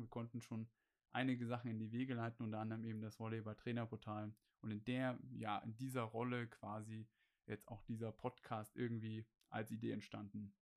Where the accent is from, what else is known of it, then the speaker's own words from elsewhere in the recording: Gera, Thuringia, Germany; moved away as an adult; also born or lived in Erfurt; nach Gera zurückzugehen, zu meiner Heimatstadt